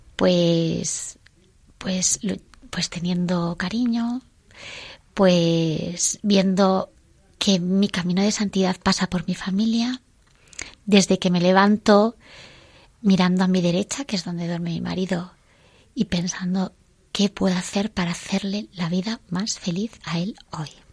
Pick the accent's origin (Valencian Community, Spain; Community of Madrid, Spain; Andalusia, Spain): Community of Madrid, Spain; Villaviciosa de Odón; somos de Villaviciosa de Don